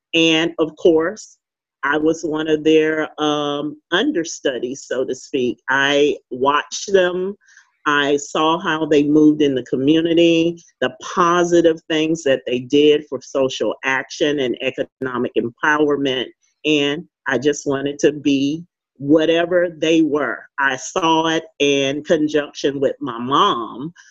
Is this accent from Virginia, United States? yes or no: no; St. Louis, Missouri, United States; now in Fayetteville, United States; growing up in St. Louis, Missouri, I uh, lived in the inner city